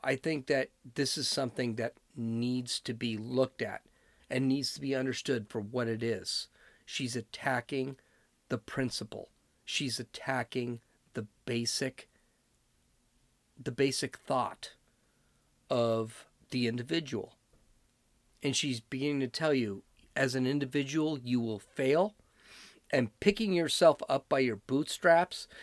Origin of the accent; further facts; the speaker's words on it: California, United States; I'm from California